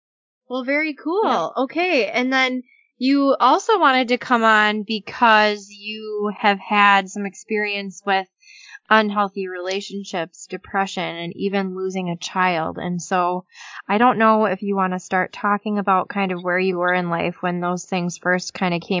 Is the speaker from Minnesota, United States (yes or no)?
yes; Cannon Falls, Minnesota, United States; we grew up in Cannon Falls